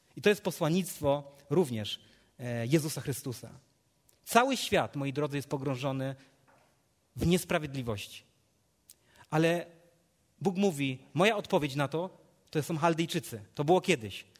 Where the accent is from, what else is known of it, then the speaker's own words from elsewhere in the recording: Legnica, Lower Silesian Voivodeship, Poland; z Legnicy, skąd pochodzę